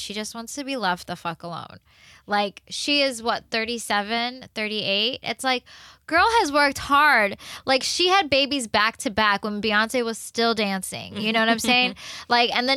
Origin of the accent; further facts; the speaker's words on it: the South, United States; I'm a girl from the South